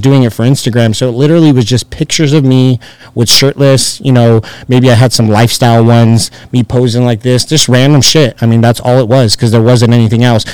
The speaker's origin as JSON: {"language": "English", "town": "Chino Hills", "region": "California", "country": "United States", "tie": "born or raised there", "also_born_or_lived": "Orange County, California", "moved": "as an adult", "lives_now": "Las Vegas, United States", "said": "I grew up in Chino Hills"}